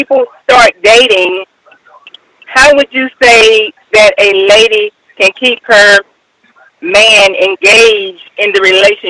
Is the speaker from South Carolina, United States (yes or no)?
yes; Troy, South Carolina, United States; from Troy, South Carolina.